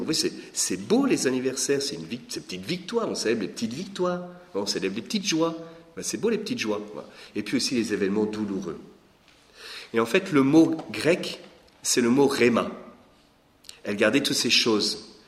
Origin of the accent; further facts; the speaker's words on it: Lorraine, Grand Est, France; moved away as an adult; also born or lived in Belgium; Je suis né en Lorraine, il y a 46 ans